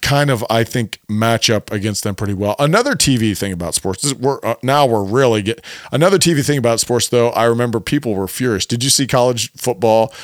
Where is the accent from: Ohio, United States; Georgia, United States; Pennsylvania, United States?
Ohio, United States; Cleveland; We are from Cleveland.